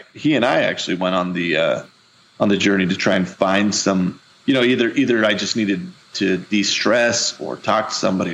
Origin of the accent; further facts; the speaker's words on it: Missouri, United States; I'm from Missouri. I'm a big bearded giant from the Midwest.